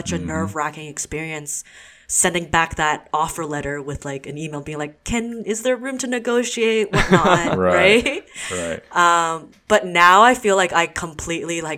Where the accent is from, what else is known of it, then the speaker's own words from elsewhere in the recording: Hamilton, Ontario, Canada; also born or lived in Waterloo; I grew up in Hamilton, so it's a predominantly white neighborhood community